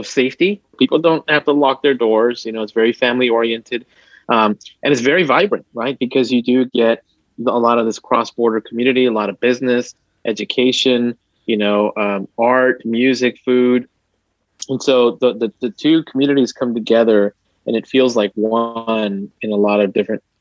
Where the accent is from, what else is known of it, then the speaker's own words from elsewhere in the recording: El Paso, Texas, United States; moved away as an adult; also born or lived in Boston; I'm originally from El Paso, Texas, a border town. And I was born and raised there.